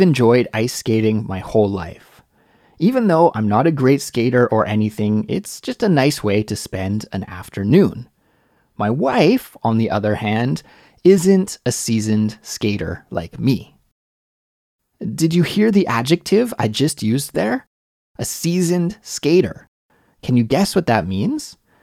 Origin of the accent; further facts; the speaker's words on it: Canada; moved away as an adult; now in Seoul, South Korea; Growing up in Canada